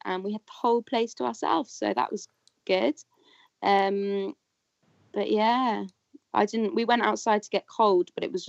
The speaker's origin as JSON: {"language": "English", "country": "United Kingdom", "said": "I think us as British people"}